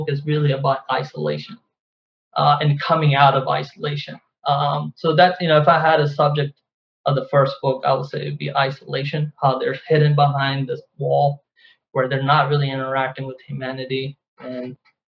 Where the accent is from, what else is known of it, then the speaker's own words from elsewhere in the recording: Pakistan; my experiences as growing up in Pakistan